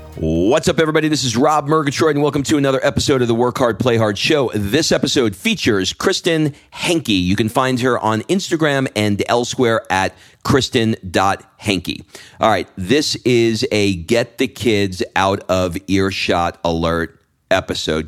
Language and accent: English; New York, United States; now in Atlanta, United States; I grew up in New York and I go back